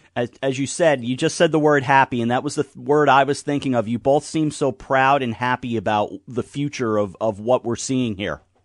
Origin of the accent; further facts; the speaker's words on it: New York, United States; as a New Yorker, I'm sitting in the Hudson Valley